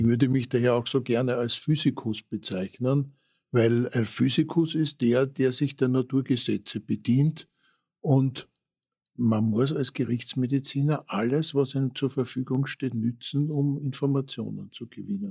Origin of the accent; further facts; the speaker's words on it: Vienna, Austria; wir waren ja in Otterkring daheim